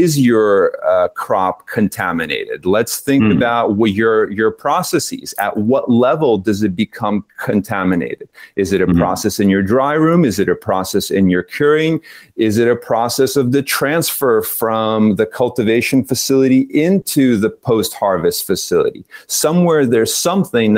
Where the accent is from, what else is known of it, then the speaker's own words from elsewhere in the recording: East Coast of the US, United States; accent: East Coast; moved away as an adult; also born or lived in Spain; now in Netherlands; my East Coast accent